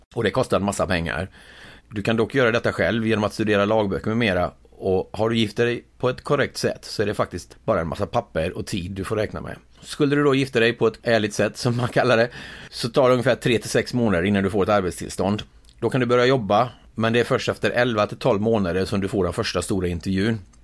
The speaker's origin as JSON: {"language": "Swedish", "country": "Sweden", "moved": "as an adult", "lives_now": "United States", "said": "Jag hade ju det ganska bra hemma i Sverige"}